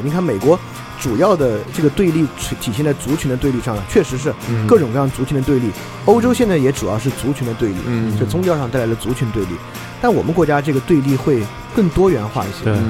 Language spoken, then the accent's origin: Chinese; Sichuan, China; 我是个四川人，